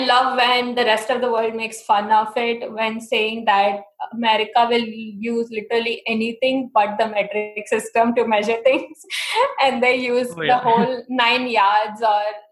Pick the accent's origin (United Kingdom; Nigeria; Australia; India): India; accent: Indian; moved away as an adult; now in United States; I'm from India